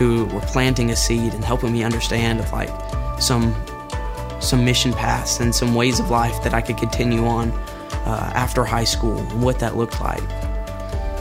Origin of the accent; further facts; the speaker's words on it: Maryville, Tennessee, United States; I was born in Maryville, and I've kind of been raised up here all my life